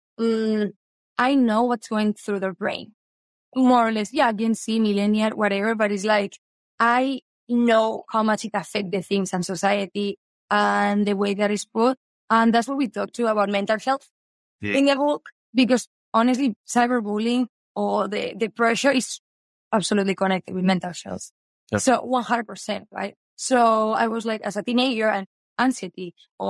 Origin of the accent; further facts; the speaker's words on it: Spain; English is a second language; moved away; I have an accent. I'm here, but I'm from Spain